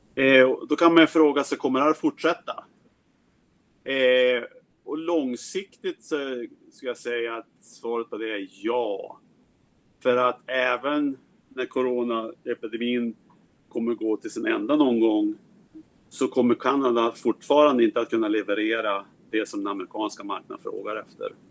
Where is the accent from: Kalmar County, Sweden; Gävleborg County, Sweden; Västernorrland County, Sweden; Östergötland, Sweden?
Västernorrland County, Sweden; Härnösand; moved away as an adult; now in United States; Jag kommer från Härnösand där jag växte upp